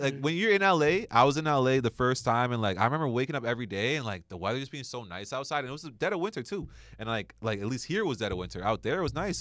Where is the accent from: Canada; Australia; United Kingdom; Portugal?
Canada; being a Canadian citizen